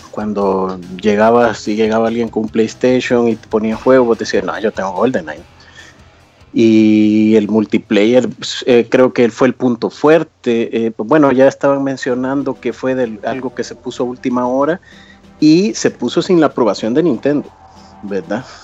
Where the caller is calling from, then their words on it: El Salvador; Eh, del Salvador.